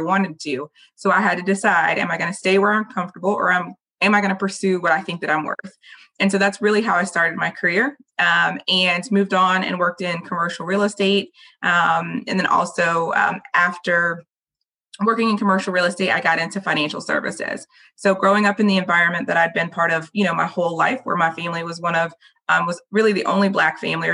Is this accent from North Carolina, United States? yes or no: yes; Raleigh, North Carolina, United States; So I was born and raised in Raleigh